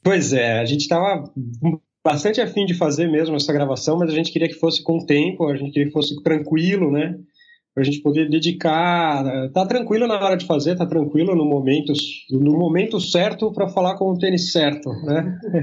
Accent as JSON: {"language": "Portuguese", "region": "São Paulo", "country": "Brazil", "tie": "born or raised there", "moved": "as an adult", "lives_now": "Santa Catarina, Brazil", "said": "sou paulistano, né? Vivi a minha vida quase toda em São Paulo"}